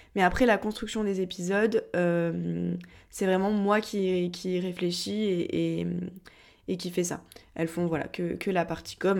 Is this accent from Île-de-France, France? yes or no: no; Montpellier, Occitania, France; je viens de Montpellier